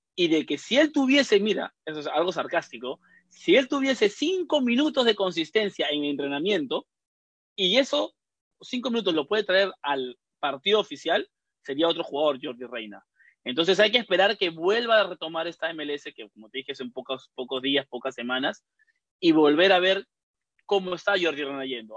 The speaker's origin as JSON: {"language": "Spanish", "country": "Peru", "moved": "yes", "lives_now": "United States", "said": "nosotros que somos peruanos"}